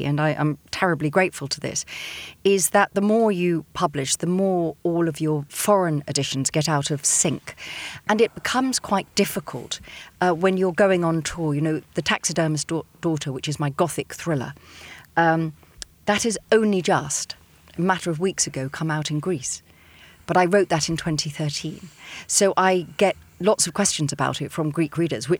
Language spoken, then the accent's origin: English; Chichester, South East England, United Kingdom; my hometown is Chichester in West Sussex